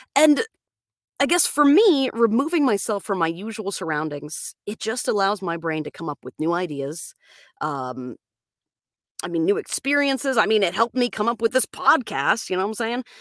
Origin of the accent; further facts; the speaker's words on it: Florida, United States; moved away as an adult; That's where I'm from. I'm from Florida. I lived out there until I was about twenty-five